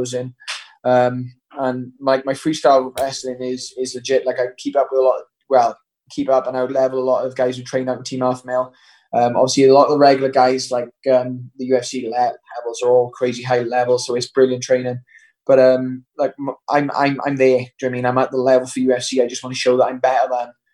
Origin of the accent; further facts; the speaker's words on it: Wales, United Kingdom; I made the Welsh team by the time I was 14